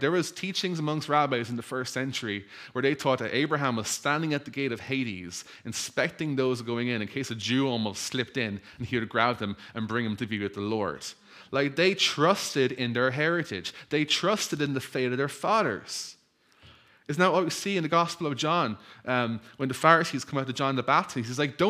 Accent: Ireland; I'm Irish. I have a Catholic background.

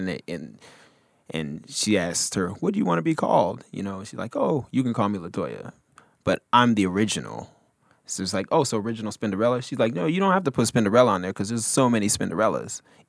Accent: Nigeria; accent: Nigerian; I'm sorry. My Nigerian accent. Sorry. It comes out sometimes.

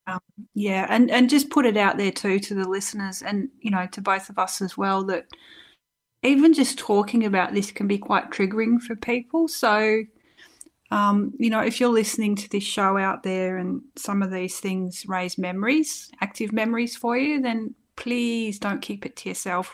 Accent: Doveton, Victoria, Australia; also born or lived in Wales, United Kingdom; I actually grew up in a place called Doveton, which is in Victoria

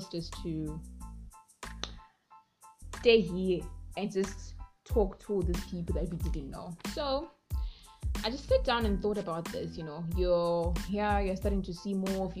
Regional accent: Zimbabwe; moved away as an adult; We come from Zimbabwe

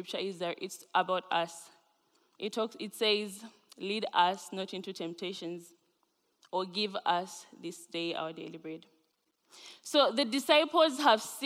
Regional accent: Zambia; now in Grand Rapids, United States; I am originally from Zambia.

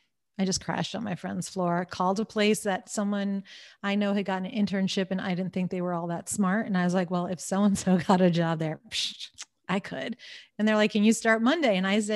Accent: Long Island, New York, United States; also born or lived in Washington, D.C.; I grew up in New York on Long Island. I do not identify as a New Yorker

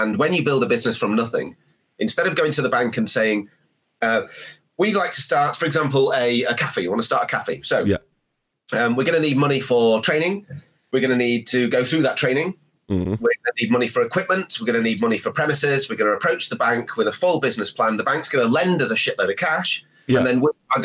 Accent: Sheffield, Yorkshire and the Humber, United Kingdom; I was born in Sheffield, the steel city

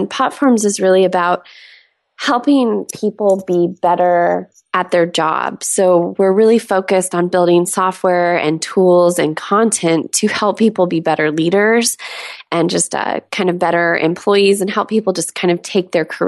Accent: California, United States; I used to live in San Diego. I grew up in Southern California.

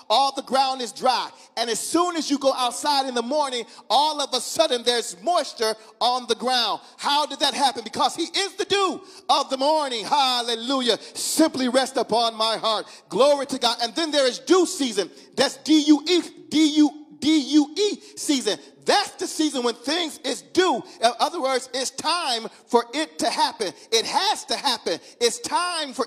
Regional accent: Mississippi, United States; I'm from Mississippi. My mom and them from Mississippi

